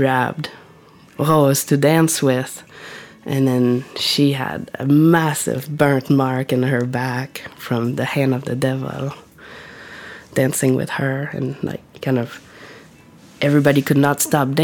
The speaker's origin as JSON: {"language": "English", "area": "Matapédia Valley, Gaspésie", "region": "Quebec", "country": "Canada", "tie": "born or raised there", "moved": "yes", "lives_now": "Whitehorse, Canada", "said": "maybe half an hour from my hometown in the Matapédia Valley."}